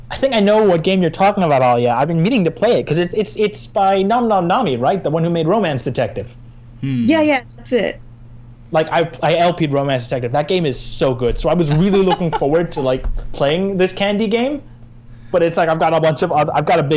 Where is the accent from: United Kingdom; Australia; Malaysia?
United Kingdom; Scotland; because I'm like Scottish.